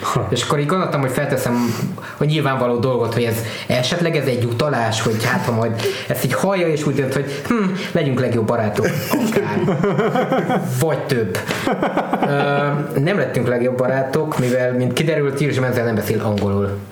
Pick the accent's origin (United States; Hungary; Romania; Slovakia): Romania; Transylvania; ahogy így felnőttem Erdélybe